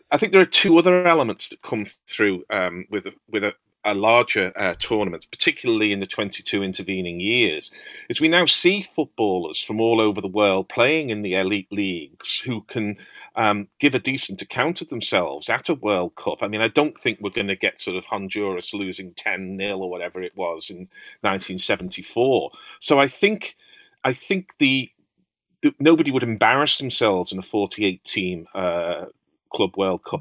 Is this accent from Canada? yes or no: no; Liverpool, North West England, United Kingdom; I'm a Scouser